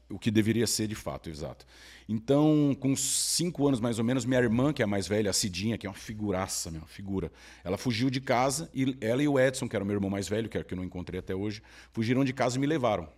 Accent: São Paulo, Brazil; Eu cresci na Cracolândia.

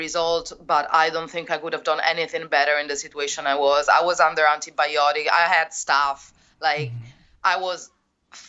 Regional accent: Rome, Lazio, Italy; English is a second language; my hometown, because I didn't want to come back to Rome. So I came back to Rome.

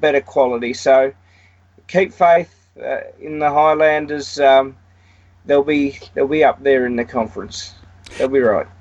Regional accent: Australia; as an Aussie

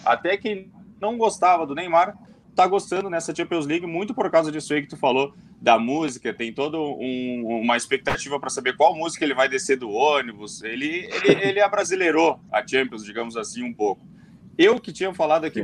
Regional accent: Brazil; a gente é brasileiro

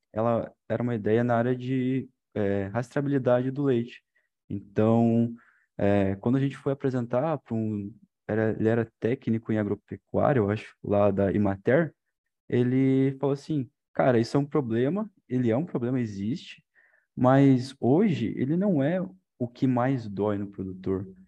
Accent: interior of Paraná, Brazil; moved away as an adult; now in Cornélio Procópio, Brazil; sou lá do interior do Paraná, lá do sudoeste, lá quase com a divisa com de Santa Catarina

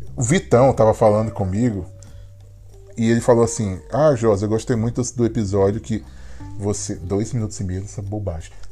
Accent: Brazil; now in Philadelphia, United States

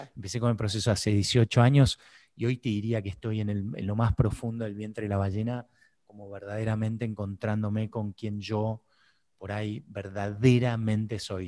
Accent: Buenos Aires, Argentina; siendo argentino, porteño

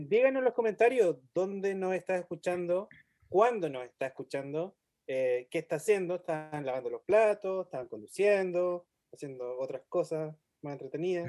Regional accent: Chile; also born or lived in Temuco

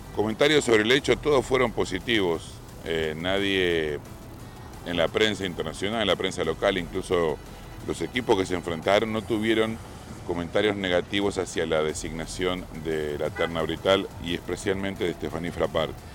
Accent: Argentina; mi país se consagró. Fue Argentina el campeón del mundo, como muchos esperábamos, no como argentino

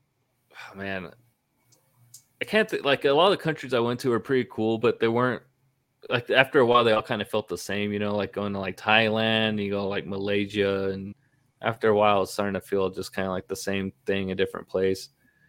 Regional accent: Northern California, United States; I'm from California, Northern California originally.

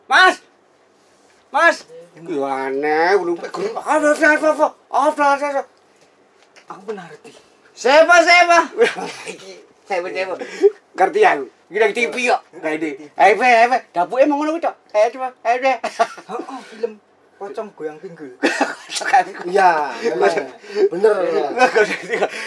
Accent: Surakarta, Central Java, Indonesia; Kebanggaan kita warga Solo khususnya ya.

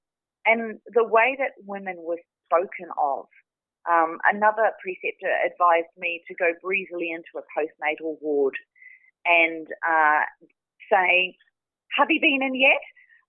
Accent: New Zealand; also born or lived in Australia; Yeah, so I grew up in New Zealand, although I was born in Australia. I grew up in New Zealand

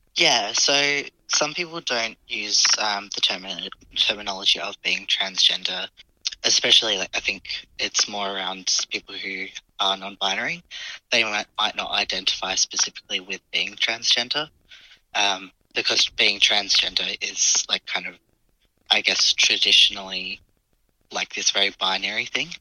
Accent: Adelaide, South Australia, Australia; I grew up in Adelaide

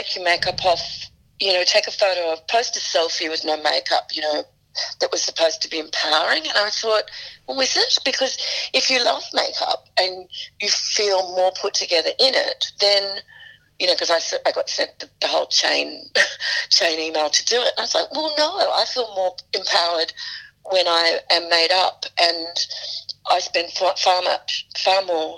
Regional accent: Sydney, New South Wales, Australia; moved away; also born or lived in Paris, France; I grew up in the Shire, and so, you know, the regular suburban upbringing

